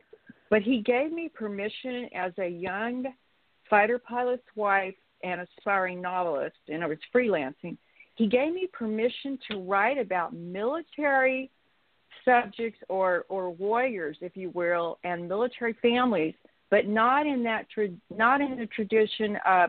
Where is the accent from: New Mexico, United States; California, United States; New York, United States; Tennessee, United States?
New Mexico, United States; Clovis; moved away as an adult; now in Dallas-Fort Worth, United States; I still have family in Clovis, New Mexico, and so I have a love for my hometown.